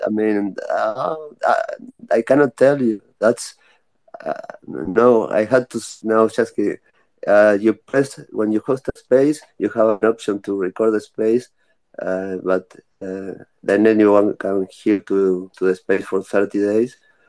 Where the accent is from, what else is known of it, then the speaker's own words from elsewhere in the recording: Uruguay; I am from South America.